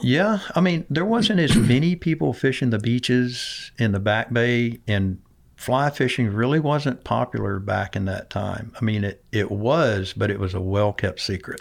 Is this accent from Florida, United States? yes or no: yes; Boca Grande, Florida, United States; also born or lived in Arcadia, Florida / Belle Glade, Florida / Mobile, Alabama; growing up in Boca Grande in the, in the seventies was like living on Fantasy Island